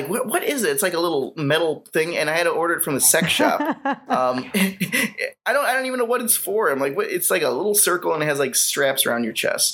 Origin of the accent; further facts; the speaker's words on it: Cleveland, Ohio, United States; I grew up in Cleveland